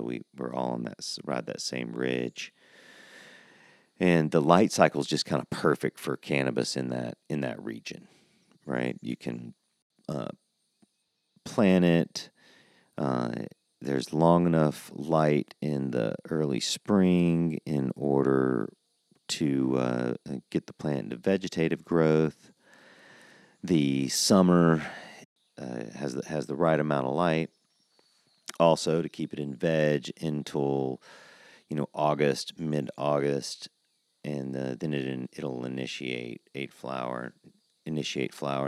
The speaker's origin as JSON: {"language": "English", "region": "Georgia", "country": "United States", "moved": "yes", "lives_now": "Oklahoma, United States", "said": "I'm from Georgia"}